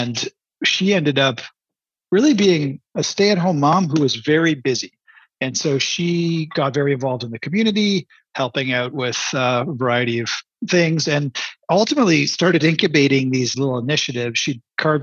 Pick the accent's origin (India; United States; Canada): Canada; I'm a Canadian